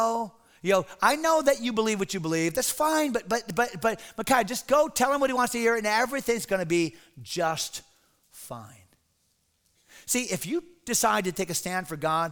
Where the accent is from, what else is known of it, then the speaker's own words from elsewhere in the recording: Connecticut, United States; moved away; I remember going to Connecticut years ago, my home state